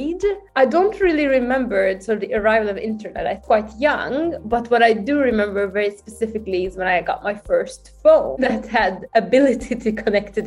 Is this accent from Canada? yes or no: no; Budapest, Hungary; English is a second language; moved away as an adult; also born or lived in Abu Dhabi / Sweden; now in Stockholm, Sweden; I was born and raised in Budapest, which is the capital of Hungary, and I just grew up in the outskirts of the city